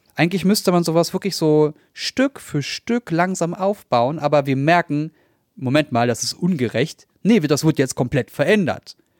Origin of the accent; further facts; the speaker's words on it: Berlin, Germany; Also ich bin Berliner, ich bin in Neukölln, ich, Kreuzberg habe ich 14 Jahre lang gelebt